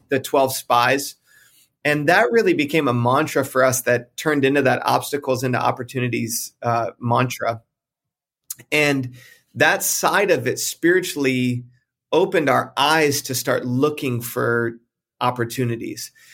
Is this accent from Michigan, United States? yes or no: yes; just outside of Detroit, Michigan, United States; moved away as an adult; also born or lived in South Carolina / Texas; now in California, United States; I grew up just outside of Detroit, Michigan, moved to South Carolina, met my wife while we were in college